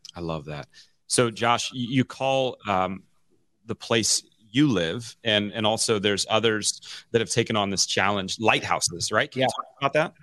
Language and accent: English; Omaha, Nebraska, United States; also born or lived in Memphis, Tennessee / Mount Dora, Florida; I moved to Omaha when I was 10